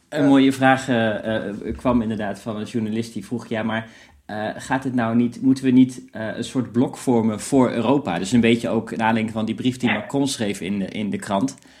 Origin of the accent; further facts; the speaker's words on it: Netherlands; wij, die wij aangaan als, als Nederlanders